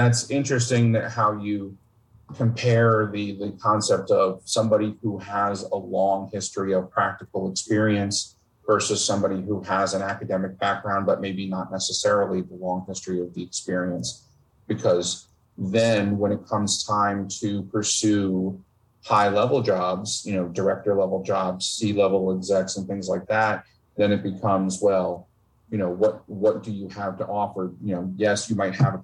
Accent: Northern New Jersey, United States; I grew up in Northern New Jersey.

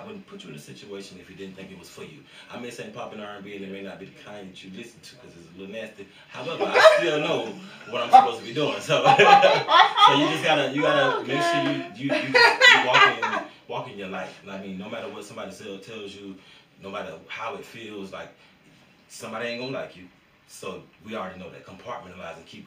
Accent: Florida, United States; I come from Florida

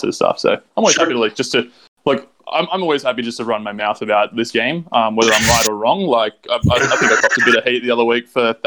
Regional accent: Sydney, New South Wales, Australia; I'm from Sydney.

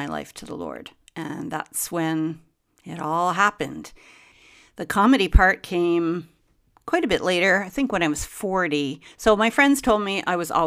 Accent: Montreal, Quebec, Canada; I'm from Montreal, Quebec, and which is in Canada.

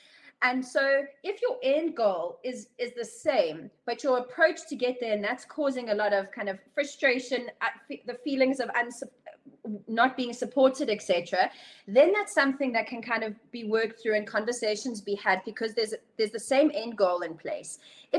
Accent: South Africa; You think, okay, it's Europe, we're South African, like, hello, guten Tag kind of thing.

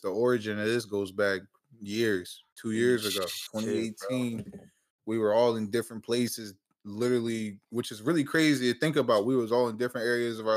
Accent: Harrisburg, Pennsylvania, United States; moved away as an adult; now in Philadelphia, United States; I'm from Harrisburg, Pennsylvania. I live in Philly now.

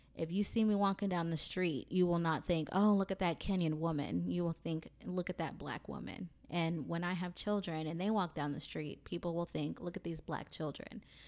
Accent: Mobile, Alabama, United States; I am from Mobile, Alabama

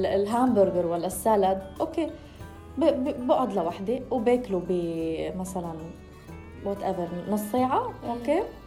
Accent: Lebanon; أنا من لبنان

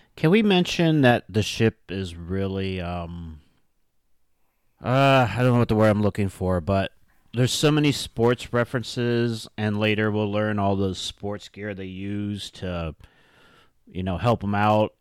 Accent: Ohio, United States; I grew up in Ohio

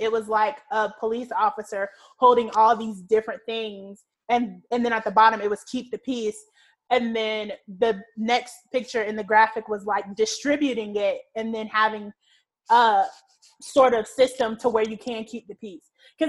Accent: the South, United States; Because like, we're from the South, the Deep South, the Bible Belt, and people are like, abstinence only.

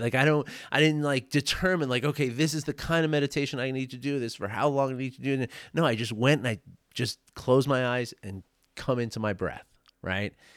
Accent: New York City, New York, United States; my age when I grew up in New York City

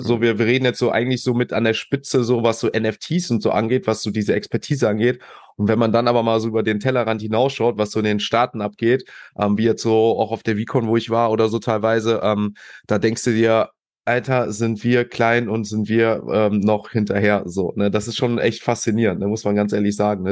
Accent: Düsseldorf, North Rhine-Westphalia, Germany; als Düsseldorfer

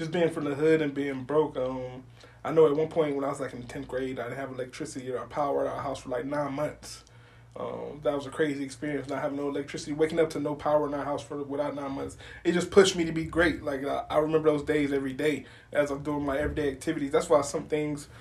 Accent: Homestead, Florida, United States; moved away as an adult; I'm from Homestead, Florida, all the way at the bottom of Florida, exit one, the last exit in Florida

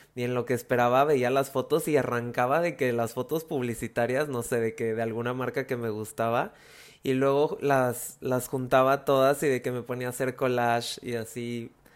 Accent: Veracruz, Mexico; soy de Veracruz

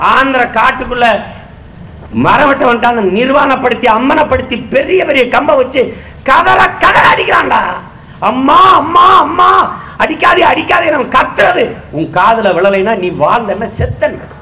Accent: Tamil Nadu, India; உலகத்தின் எந்த ஓரத்திற்கு போனாலும் நான் தமிழன்

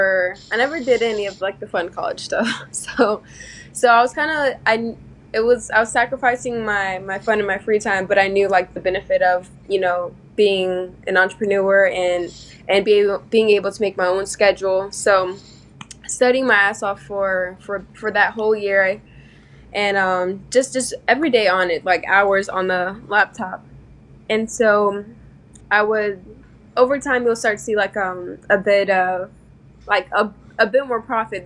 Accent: Broward County, Florida, United States; I'm from Broward County, Florida

